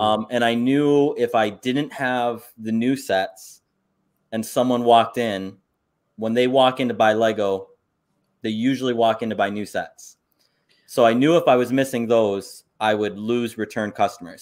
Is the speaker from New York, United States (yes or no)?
yes; Saranac Lake, New York, United States; I'm from Saranac Lake, and one of our big tourist things that we have is we have a winter carnival